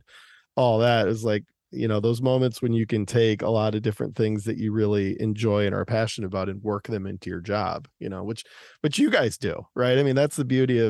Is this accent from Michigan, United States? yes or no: yes; Detroit, Michigan, United States; growing up in Detroit